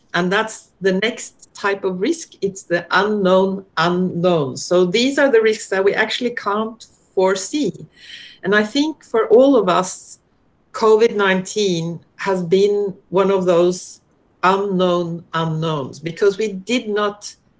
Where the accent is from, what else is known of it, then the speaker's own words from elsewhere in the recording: Norway; moved away as an adult; now in Australia; I'm originally from Norway